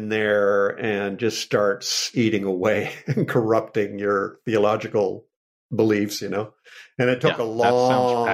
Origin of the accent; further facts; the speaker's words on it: Canada; I am Canadian